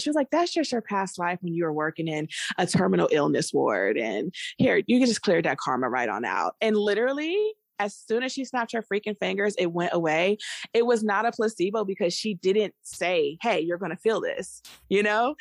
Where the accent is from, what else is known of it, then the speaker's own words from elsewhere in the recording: Maryland, United States; moved away; also born or lived in Virginia (757 area, Hampton Roads); I was born and raised in the D M V area. So, I'm from Maryland. Um, and so I grew up there partially, and then I moved to Virginia, seven five seven